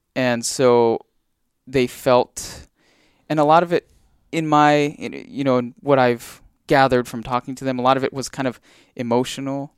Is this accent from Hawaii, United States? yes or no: yes; Big Island, Hawaii, United States; I grew up on the Big Island